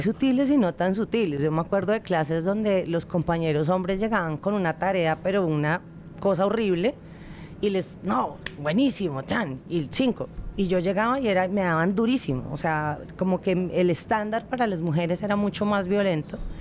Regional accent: Colombia; nosotros como colombianos

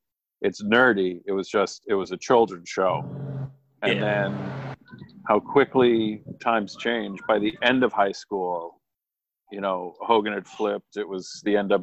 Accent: Southern New England, United States; I grew up in Southern New England.

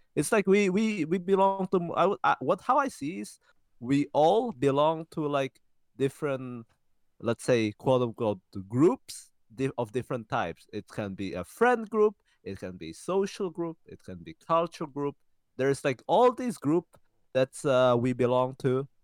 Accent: Czechia; We were born and raised in Czech Republic, in fact, in the same city.

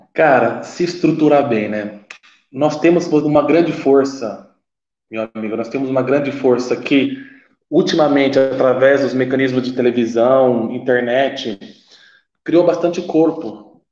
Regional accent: Brazil; moved away as an adult; now in Italy; quando saí do Brasil, decidi sair do Brasil, vir para cá

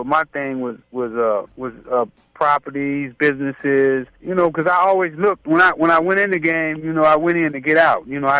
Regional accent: Los Angeles, California, United States; Right off of Vermont. I grew up on Figueroa in 87.

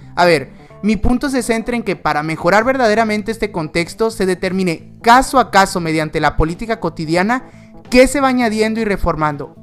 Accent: Mexico; como mexicano

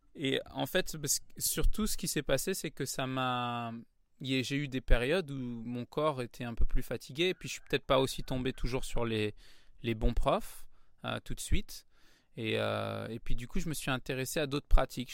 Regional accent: Paris, Île-de-France, France; Ah ouais, je suis né à Paris. je suis un vrai titi parisien. j'ai grandi dans le 9e arrondissement de Paris.

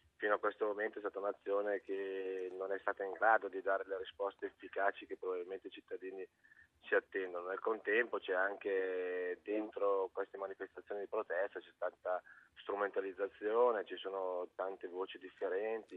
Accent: Lombardy, Italy; io ci vivo nel nord perché sono lombardo

